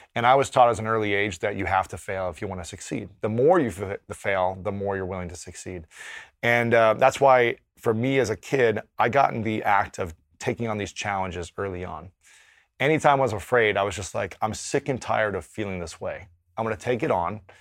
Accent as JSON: {"language": "English", "region": "Ohio", "country": "United States", "tie": "born or raised there", "said": "growing up in Ohio as a straight man"}